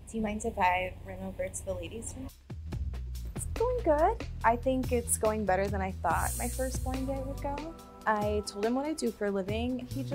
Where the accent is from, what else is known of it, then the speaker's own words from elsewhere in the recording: Kansas, United States; moved away as an adult; now in Los Angeles, United States; I'm actually from Kansas, but yeah, far from home.